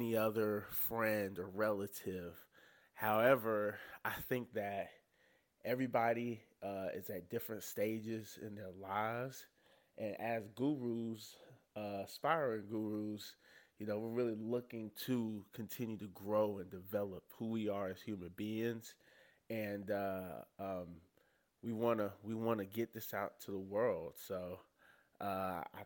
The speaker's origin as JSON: {"language": "English", "region": "North Carolina", "country": "United States", "moved": "yes", "said": "I'm from North Carolina. I've only been back here for about a month"}